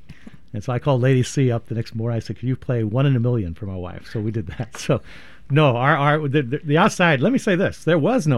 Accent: Oregon, United States; I've been around for a long time, lived in other places, but grew up in Oregon

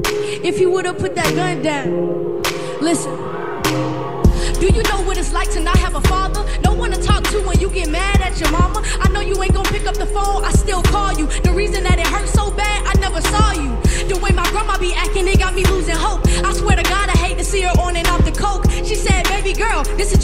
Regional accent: Savannah, Georgia, United States; I'm from Savannah, Georgia

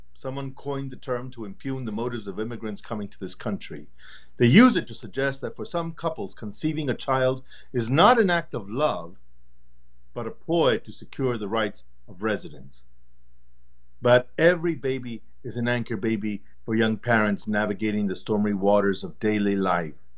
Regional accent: El Paso, Texas, United States; my development as, as a young man and as an artist in, um, in growing up in El Paso

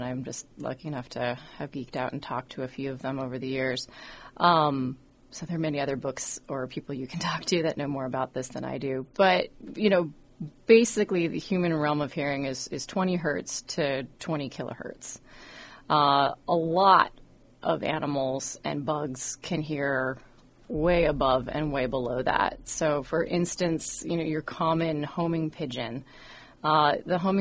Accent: Western Washington, United States; now in Oregon, United States; I grew up in Western Washington, and then I was working in D.C. for a while and came back here.

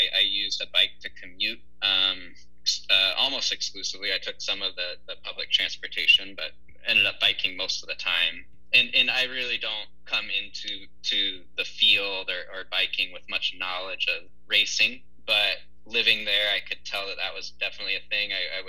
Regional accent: Bellevue, Washington, United States; moved away as an adult; also born or lived in Colombia; now in Portland, United States; I grew up in the Seattle area in Bellevue, and then moved away to Portland about in 2004, it would have been.

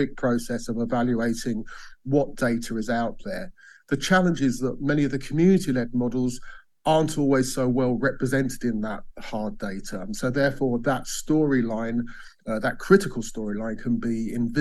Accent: Bath, South West England, United Kingdom; In my hometown of Bath

